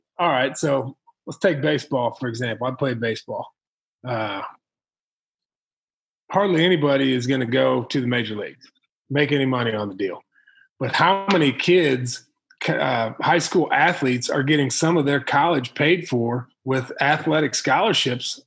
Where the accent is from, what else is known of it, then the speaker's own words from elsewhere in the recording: Illinois, United States; now in Missouri, United States; Where I grew up in Illinois